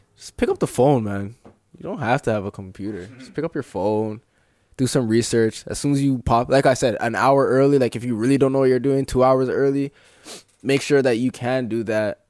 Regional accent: Brampton, Ontario, Canada; I'm from Brampton

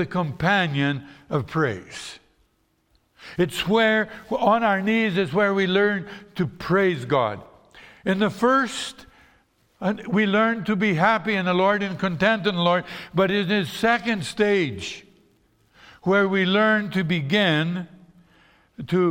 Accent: Brazil; moved away; when I grew up in Brazil

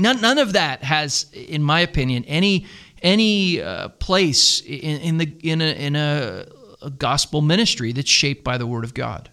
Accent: Philadelphia, Pennsylvania, United States; moved away as an adult; now in Greenville, United States; We're both from the Philadelphia area

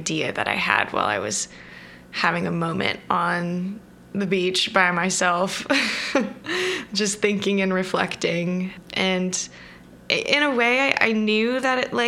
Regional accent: Southern California, United States; I grew up in Southern California, pretty close to the beach

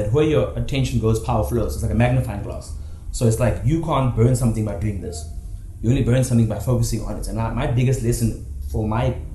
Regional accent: South Africa; I'm from South Africa, but I have went above South Africa

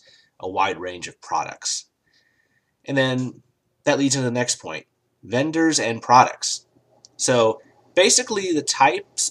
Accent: United States; I'm an American

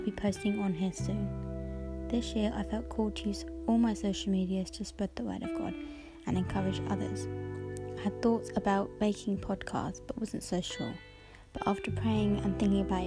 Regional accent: Hertfordshire, East of England, United Kingdom; I'm 25 from the Hertfordshire area, not too far from London.

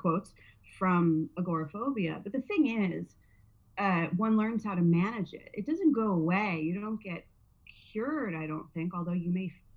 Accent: New Jersey, United States; now in Southern California, United States; I'm from New Jersey

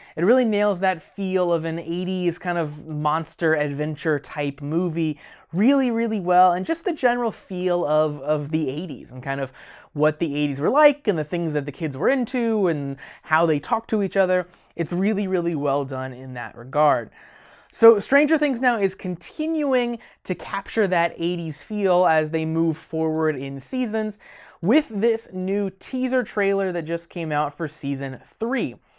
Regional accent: a small town in Indiana, United States; my hometown

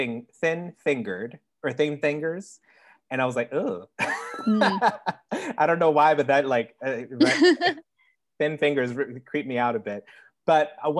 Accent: United States; I'm American

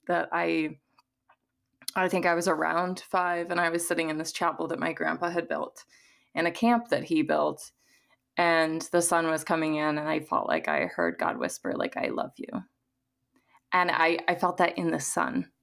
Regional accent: Missouri, United States; I was raised in the Midwest in, um, Missouri

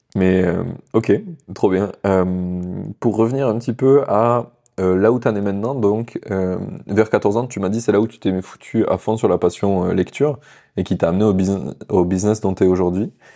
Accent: France

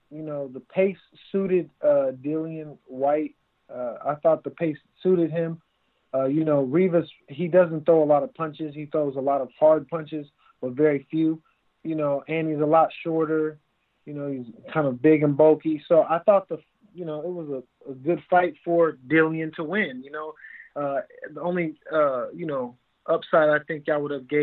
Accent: West Coast, United States; We're both from the West Coast in the same area

